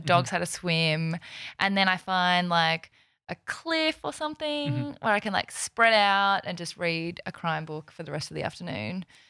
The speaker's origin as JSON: {"language": "English", "country": "South Korea", "tie": "born there", "said": "Do you know, so I was born in South Korea and people are always like, which Korea?"}